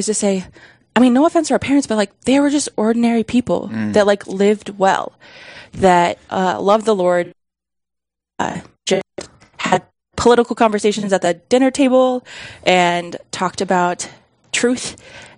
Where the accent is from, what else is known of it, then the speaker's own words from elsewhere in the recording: outside of Sioux Falls, South Dakota, United States; I grew up outside of Sioux Falls